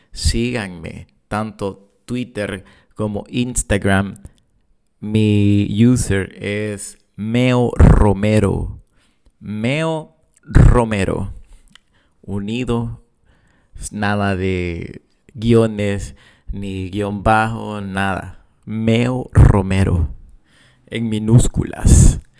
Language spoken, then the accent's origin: Spanish; El Salvador; accent: Salvadoran; soy salvadoreño y, voy a seguir hablando como, como salvadoreño.